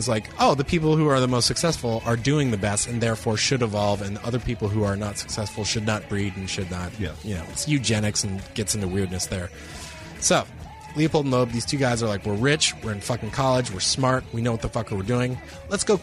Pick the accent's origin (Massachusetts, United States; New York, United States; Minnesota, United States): Massachusetts, United States; Cape Cod; moved away; my hometown of Cape Cod, Massachusetts